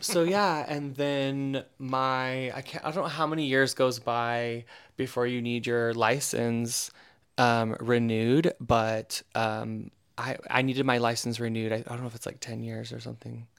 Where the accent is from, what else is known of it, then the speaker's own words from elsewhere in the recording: Eastern Oregon, United States; also born or lived in Portland, Oregon; I grew up in Eastern Oregon, uh, which is an awful place